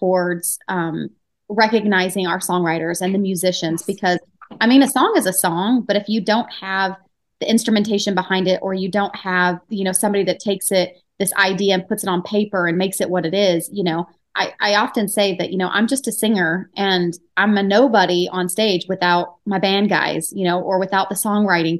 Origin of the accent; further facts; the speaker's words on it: Nampa, Idaho, United States; I was born and raised in Nampa, which is, most people don't know where that's at, but it's literally a suburb of Boise